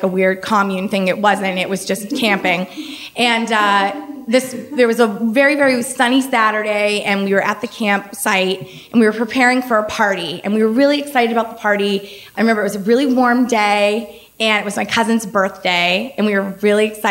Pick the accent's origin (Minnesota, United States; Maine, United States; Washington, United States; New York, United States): Maine, United States; my family, growing up in Maine, we camped in the summer